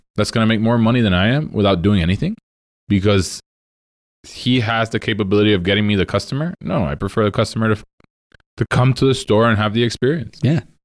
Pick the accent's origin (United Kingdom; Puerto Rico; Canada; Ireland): Puerto Rico; moved away; I am from Puerto Rico, born and raised there.